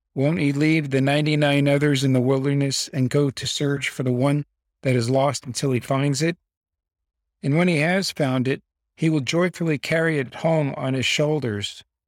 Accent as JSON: {"language": "English", "town": "Las Vegas", "region": "Nevada", "country": "United States", "tie": "born or raised there", "also_born_or_lived": "Belleville, New Jersey", "said": "My parents, along with me and my sister, moved to Las Vegas, Nevada in nineteen sixty-nine"}